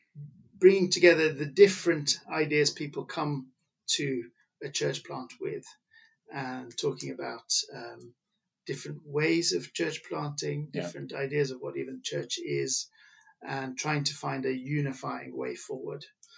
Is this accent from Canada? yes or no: no; Pakistan; which I was brought up in Pakistan, and I know how I feel I've benefited through that kind of exposure